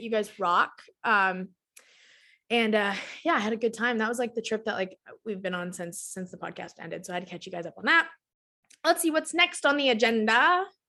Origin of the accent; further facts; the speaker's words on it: Texas, United States; I was born and raised in Texas, still live in Texas